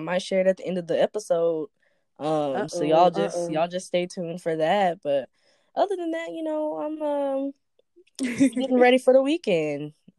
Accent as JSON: {"language": "English", "town": "Dallas", "region": "Texas", "country": "United States", "said": "We are from Dallas, Texas"}